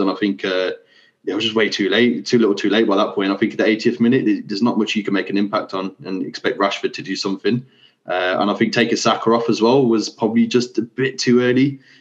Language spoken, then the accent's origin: English; United Kingdom; we're like as as British people